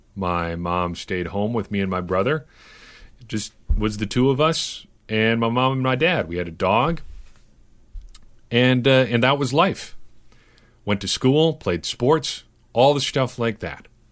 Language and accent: English; Cedar Grove, Wisconsin, United States; I did not see a black person in my hometown until I was probably eight or nine years old